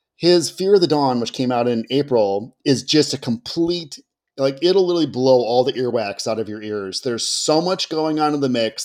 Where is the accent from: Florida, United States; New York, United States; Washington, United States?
Washington, United States; Seattle; here in my hometown of West Seattle